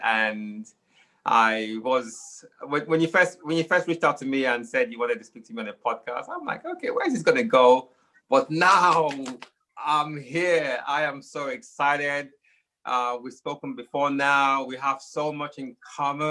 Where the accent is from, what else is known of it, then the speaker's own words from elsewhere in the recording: Nigeria; now in United Kingdom; I'm here in the United Kingdom. I was born here. I grew up in Nigeria because, you know, as a young child, my parents took us back home